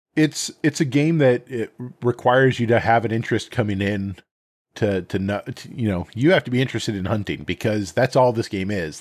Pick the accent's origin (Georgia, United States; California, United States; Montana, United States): Montana, United States; moved away; I grew up in Montana.